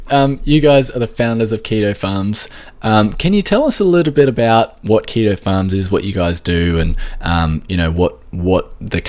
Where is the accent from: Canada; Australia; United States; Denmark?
Australia